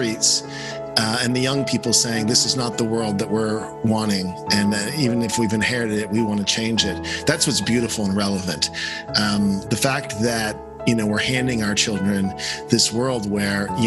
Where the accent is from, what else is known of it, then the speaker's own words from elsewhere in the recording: San Francisco, California, United States; now in Los Angeles, United States; I grew up in San Francisco